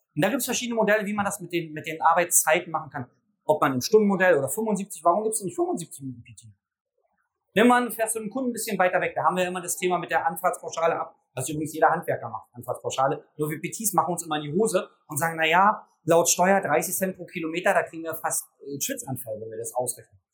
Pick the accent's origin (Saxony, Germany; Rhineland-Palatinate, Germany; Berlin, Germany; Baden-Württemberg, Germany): Berlin, Germany; Ich komme aus Berlin